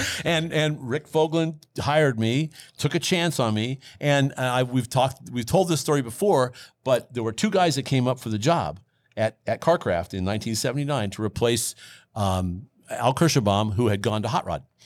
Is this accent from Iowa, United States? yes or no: yes; Boone, Iowa, United States; I was working for a Dodge dealership in my hometown of Boone, Iowa